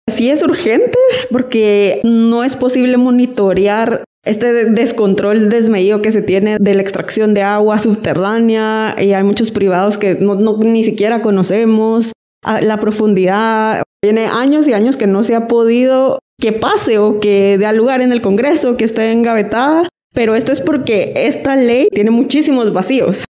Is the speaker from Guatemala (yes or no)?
yes; Guatemala; tenemos tanta agua todos como país, como guatemaltecos